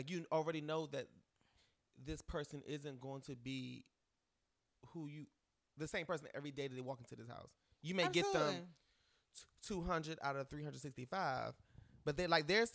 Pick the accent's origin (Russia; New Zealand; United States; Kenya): United States; East Coast; moved away; I'm from the East Coast